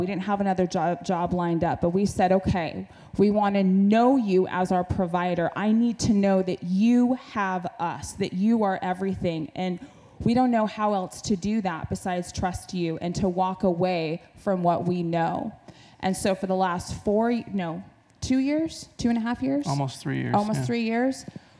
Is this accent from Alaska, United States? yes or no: yes; Alaska, United States; I grew up in Alaska, in the state where you provide for yourself